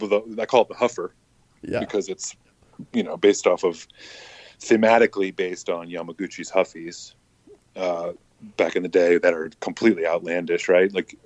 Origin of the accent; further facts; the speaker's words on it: the South, United States; Growing up in the South and like family in Charleston